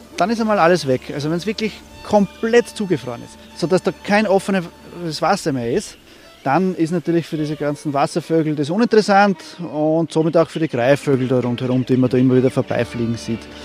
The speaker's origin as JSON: {"language": "German", "area": "Seewinkel", "region": "Burgenland", "country": "Austria", "said": "Bei uns im Seewinkel"}